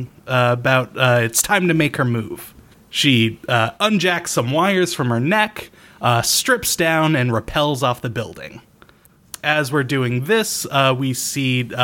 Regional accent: Newport, Rhode Island, United States; It's the city of Newport City, which is it strikes close to home because that's my hometown

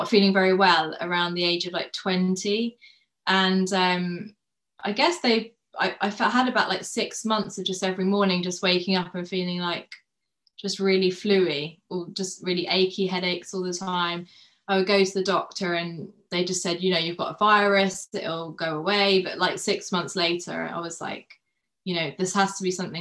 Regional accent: United Kingdom; now in London, United Kingdom; I grew up I've been in UK all of my life, in the countryside. So I've grown up, in the countryside the whole of my life

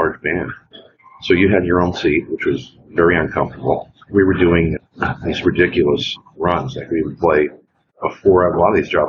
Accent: Indianapolis, Indiana, United States; I was born in Indianapolis.

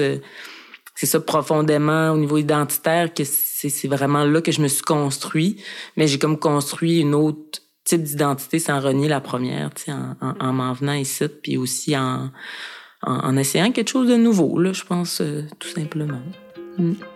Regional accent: Mashteuiatsh, Quebec, Canada; moved away; Dans mon village, à Meshtoyat, qui est une communauté inou

